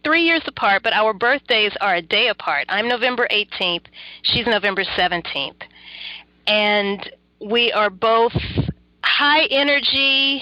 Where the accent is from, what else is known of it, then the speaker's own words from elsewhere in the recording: Baton Rouge, Louisiana, United States; also born or lived in New Orleans, Louisiana; I am originally from Baton Rouge, Louisiana